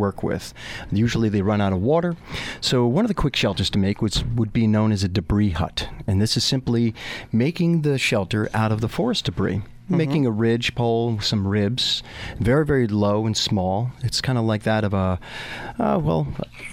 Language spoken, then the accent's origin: English; Putnam Valley, New York, United States; I grew up in Putnam Valley. So I was a country boy